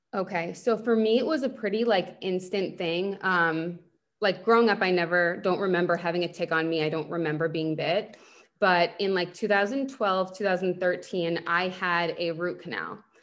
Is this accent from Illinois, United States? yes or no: no; Northport, New York, United States; moved away as an adult; now in Boca Raton, United States; I grew up on Long Island. I'm from Northport